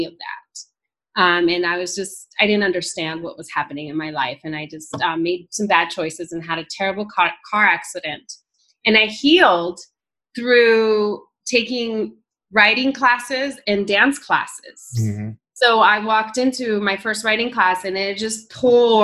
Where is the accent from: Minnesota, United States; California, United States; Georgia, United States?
California, United States; Northern; born or raised there; also born or lived in El Salvador; now in Tucson, United States